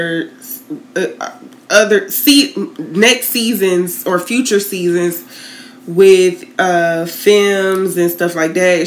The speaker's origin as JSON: {"language": "English", "town": "Tallahassee", "region": "Florida", "country": "United States", "tie": "born or raised there", "said": "I grew up in Tallahassee."}